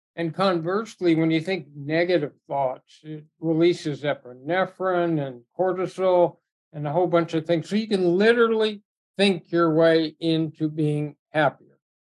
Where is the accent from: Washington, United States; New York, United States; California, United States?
California, United States; Southern; I grew up in Southern California at a really rich time in that sport